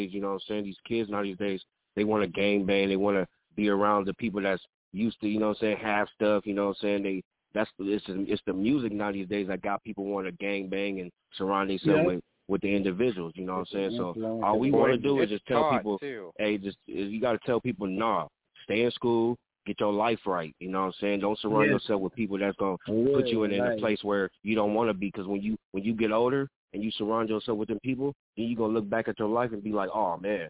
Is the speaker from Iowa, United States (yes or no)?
no; the Valley, California, United States; also born or lived in Venice, Los Angeles; I grew up in the valley, really originally, you know what I'm saying? But I'm from Venice